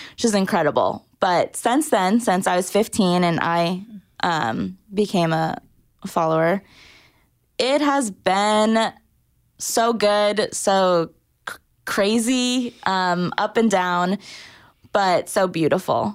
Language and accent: English; Orange County, Southern California, United States; moved away as an adult; also born or lived in Massachusetts; now in Nashville, United States; I was born in Massachusetts, um, but was raised most of my life in Southern California, Orange County.